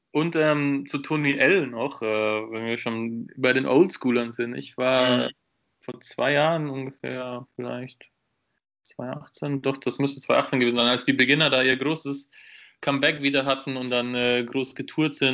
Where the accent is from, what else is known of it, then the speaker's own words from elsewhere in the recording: Würzburg, Bavaria, Germany; ich komme aus Würzburg, habe ja dort quasi auch meinen Bachelor mit dir studiert